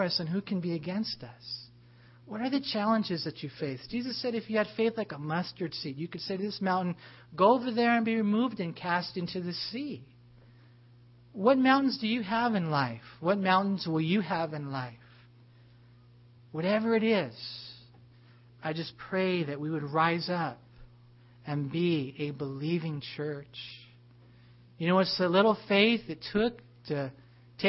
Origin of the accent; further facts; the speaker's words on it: United States; American Christians